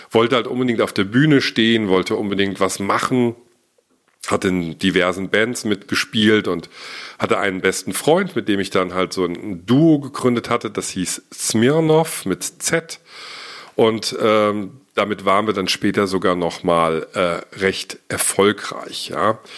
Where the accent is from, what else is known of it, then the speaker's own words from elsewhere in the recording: Giessen, Hesse, Germany; born there; Ich bin geboren 1974 in Gießen in Hessen, bin also jetzt fast 45 Jahre alt, noch nicht ganz, aber bald.